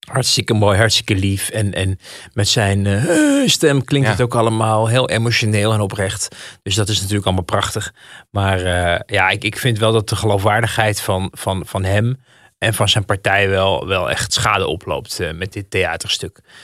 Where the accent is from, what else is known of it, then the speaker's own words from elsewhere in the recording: Amsterdam, North Holland, Netherlands; Ik, ik ben ook geboren in Amsterdam. Geboren en getogen